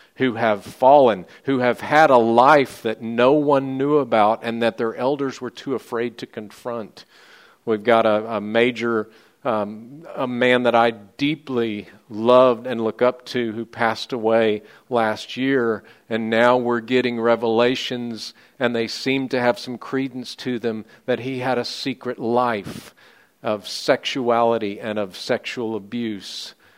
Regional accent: United States; I'm an American, but I'm an American second

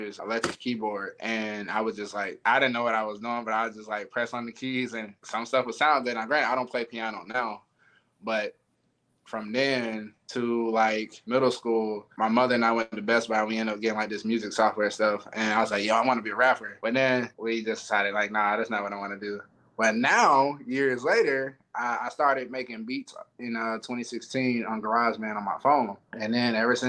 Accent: Alabama, United States; also born or lived in Selma, Alabama / Tuscaloosa, Alabama; now in Florence, United States; So generally I'm from Alabama, but Selma and Tuscaloosa, really

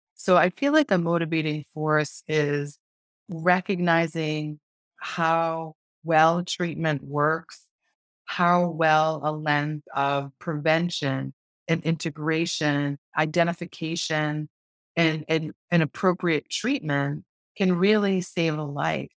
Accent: Lakeville, Massachusetts, United States; I grew up in a town called Lakeville. and. Meth in southeastern Massachusetts in the United States. It's south of Boston

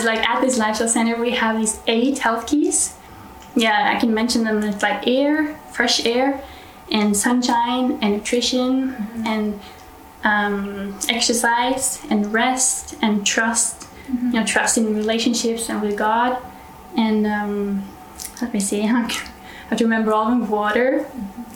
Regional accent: Norway; I'm from Norway, so northern part of Europe

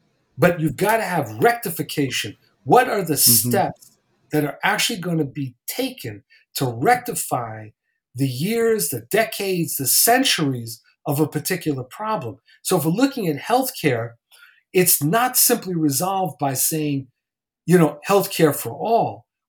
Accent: East Coast, United States; I grew up on the East Coast.

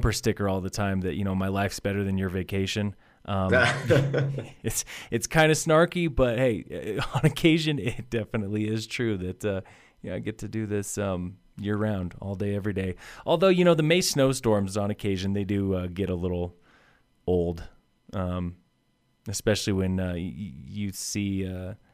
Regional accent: Colorado, United States; I grew up in Colorado

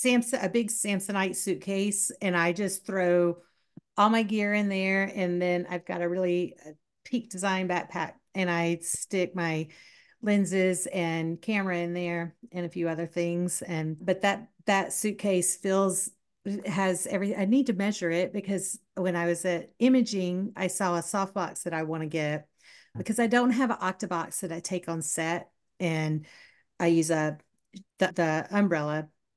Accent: Southern United States, United States; accent: southern; That's my southern accent coming out.

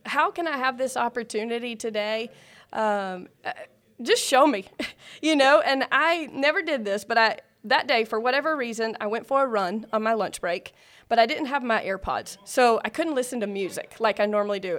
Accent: South Carolina, United States; moved away as an adult; also born or lived in Georgia; now in Alpharetta, Georgia, United States; I'm originally from South Carolina.

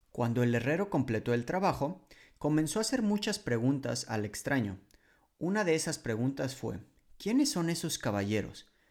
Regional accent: Mexico; moved away as an adult; now in Poland

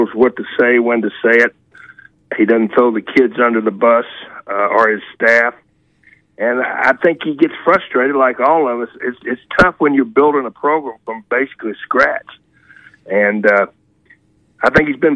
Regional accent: Louisville, Kentucky, United States; moved away; I'm from Kentucky, Louisville, right up the road

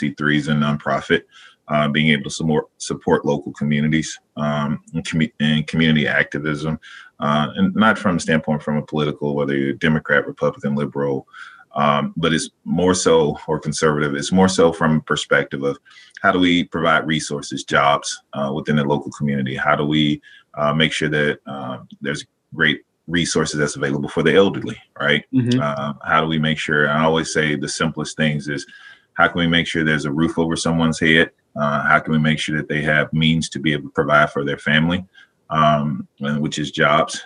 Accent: Dallas, Texas, United States; moved away as an adult; also born or lived in Las Cruces, New Mexico / Portland, Oregon; now in Mahoning Valley, Ohio, United States; I grew up in Dallas, Texas, lived in Las Cruces, New Mexico, sort of my undergrad, and then eventually transitioned back to Dallas, Texas

